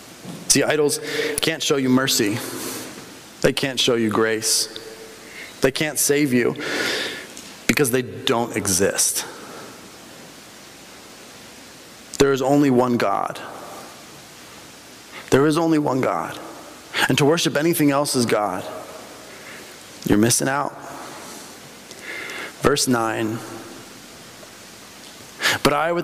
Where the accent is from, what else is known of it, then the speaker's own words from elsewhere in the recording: Bolivia; I grew up in Bolivia, right?